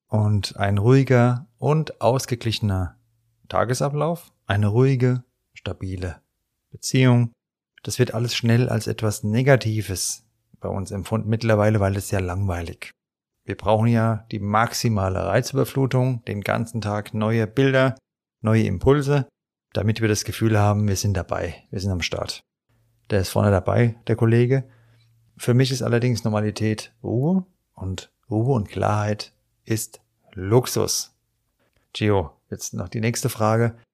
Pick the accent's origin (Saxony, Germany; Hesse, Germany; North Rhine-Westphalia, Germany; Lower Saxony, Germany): Hesse, Germany; Frankfurt; accent: Hessian Frankfurt dialect; weil ich ja auch meinen hessischen Frankfurter Dialekt habe. Auch wenn ich versuche, Hochdeutsch zu reden, der ist nie ganz weg.